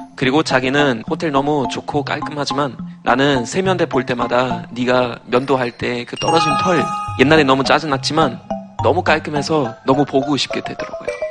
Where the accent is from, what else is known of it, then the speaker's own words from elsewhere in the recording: Germany; Korean is a second language; now in South Korea; 저는 독일에서 온